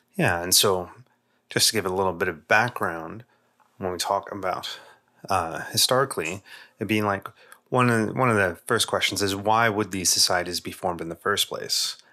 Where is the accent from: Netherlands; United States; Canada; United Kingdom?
United Kingdom; England; as a kid growing up in England